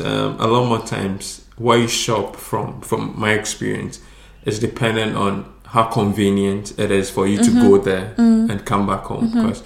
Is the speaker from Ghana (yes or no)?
yes; Ghana; English is a second language; now in Sweden; As compared to, if I'm comparing this to Ghana. My home country, Ghana, it's quite expensive, you know.